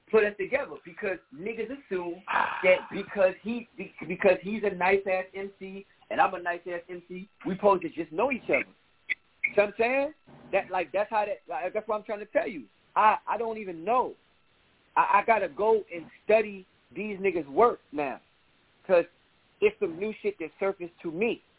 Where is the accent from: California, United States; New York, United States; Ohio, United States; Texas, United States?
New York, United States; New York City; I'm from Brooklyn.